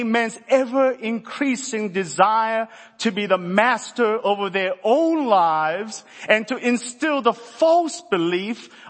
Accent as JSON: {"language": "English", "country": "South Korea", "said": "I'm from Korea"}